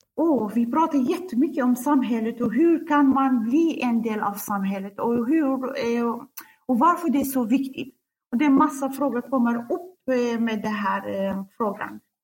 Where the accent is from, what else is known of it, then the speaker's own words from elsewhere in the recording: Kurdistan Region, Iraq; Swedish is a second language; moved away as an adult; also born or lived in Baghdad, Iraq; now in Sweden; Jag kommer från Kurdistan, Irak